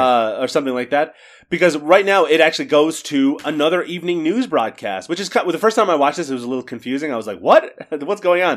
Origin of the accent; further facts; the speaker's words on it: Canada; I'm Canadian